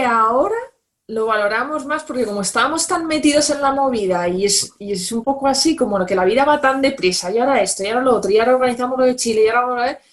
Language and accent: Spanish; Valencia, Valencian Community, Spain; moved away; yo soy de Valencia